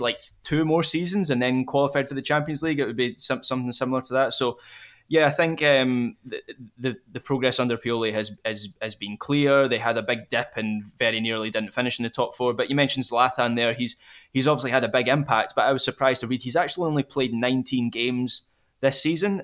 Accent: Scotland, United Kingdom; as a Scot

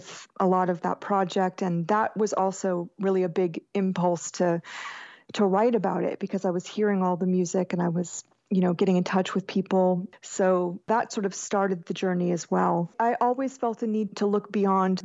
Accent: Jacksonville, Florida, United States; I grew up in Jacksonville, Florida, which is basically very Southern still

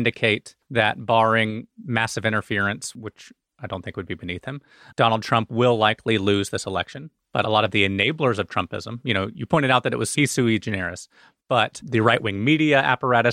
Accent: Alabama, United States; Alabama, my home state

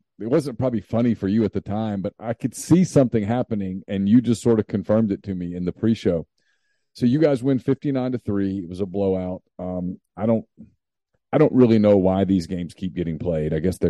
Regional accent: Louisiana, United States; I grew up in Louisiana.

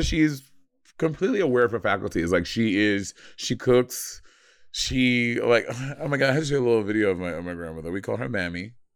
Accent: United States; I'm American

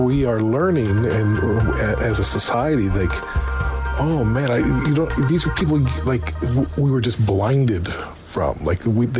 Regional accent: United States; now in Canada; growing up in America

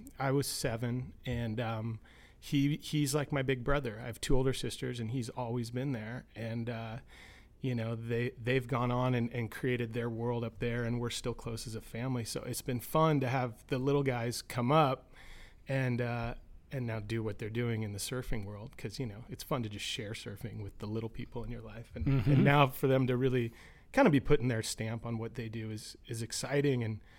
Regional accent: Los Angeles, California, United States; I grew up in Los Angeles.

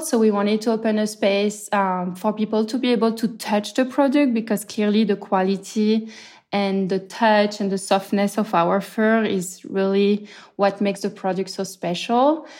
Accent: France; moved away as an adult; also born or lived in Marseille / Brooklyn, New York; now in New York, United States; I'm clearly from France, and when COVID hit, I had just moved more or less to New York

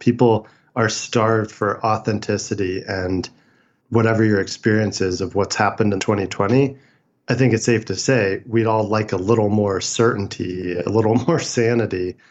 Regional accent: San Francisco, California, United States; I was born in San Francisco in 1981.

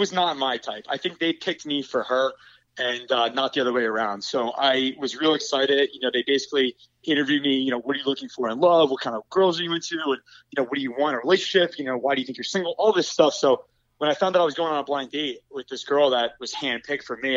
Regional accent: New Jersey, United States; moved away as an adult; also born or lived in Baltimore; now in New York City, United States; I grew up in Jersey

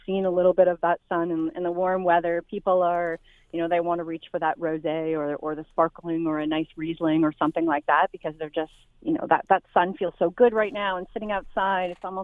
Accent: Niagara, Ontario, Canada; I actually used to make wine with my papa growing up because I grew up in Niagara.

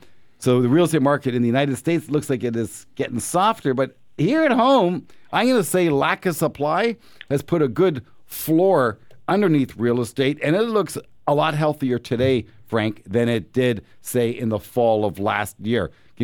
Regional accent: Canada; As a Canadian, if you're afraid of risk, if you're afraid of the world coming to an end, buy the U.S. dollar.

